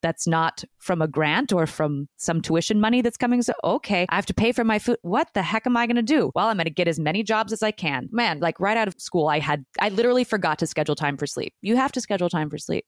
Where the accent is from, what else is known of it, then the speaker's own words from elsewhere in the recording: Newport Beach, California, United States; moved away as an adult; now in New York, United States; I was born in uh, Orange County in Newport Beach, the OC, as they say